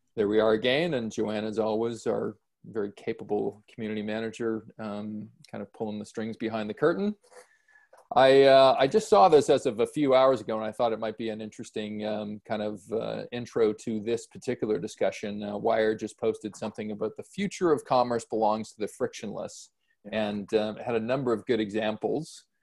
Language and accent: English; Canada; as a Canadian